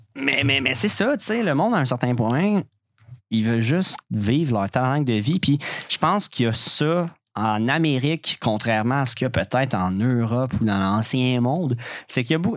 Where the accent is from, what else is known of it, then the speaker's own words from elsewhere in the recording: Quebec, Canada; en tant que Québécois